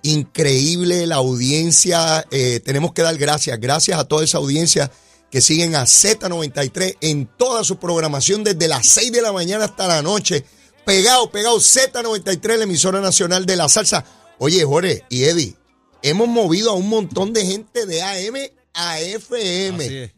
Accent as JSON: {"language": "Spanish", "country": "Puerto Rico"}